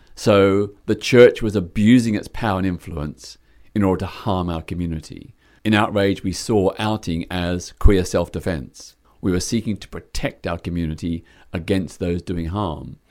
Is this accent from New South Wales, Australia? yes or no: no; Melbourne, Victoria, Australia; moved away as an adult; now in London, United Kingdom; my hometown of Melbourne, Australia